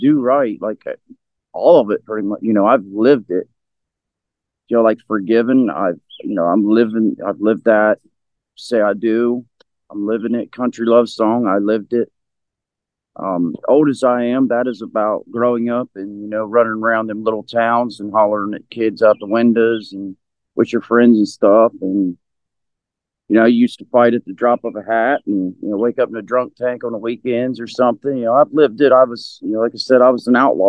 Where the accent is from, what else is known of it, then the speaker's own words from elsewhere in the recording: The Plains, Ohio, United States; also born or lived in New Marshfield, Ohio; I have my hometown between the Plains, Ohio, and then I grew up in New Marshfield as well